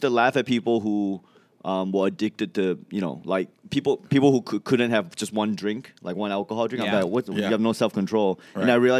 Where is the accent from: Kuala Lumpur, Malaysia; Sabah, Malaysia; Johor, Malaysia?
Johor, Malaysia; Johor Bahru; also born or lived in Singapore / Melbourne, Australia; now in United States; I'm from Johor Bahru in Malaysia, which is a bridge away from Singapore.